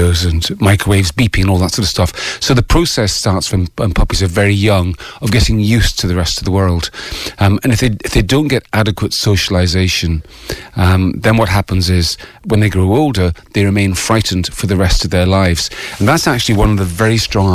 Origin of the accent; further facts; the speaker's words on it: Scotland, United Kingdom; moved away as an adult; also born or lived in Ireland; now in Bray, Ireland; I don't want to be only Scottish, only British